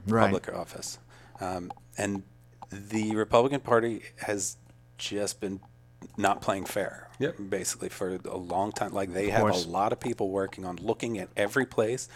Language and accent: English; outside of Philadelphia, Pennsylvania, United States; moved away as an adult; also born or lived in Los Angeles; now in Bay Area, United States; So I was born on the East Coast, outside of Philadelphia. Let's see. Moved into Philadelphia downtown for college.